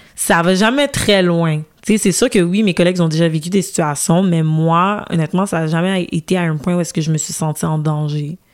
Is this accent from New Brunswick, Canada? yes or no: no; Montreal, Quebec, Canada; je suis née au Canada, grandi à Montréal, mhm. grandi au Québec.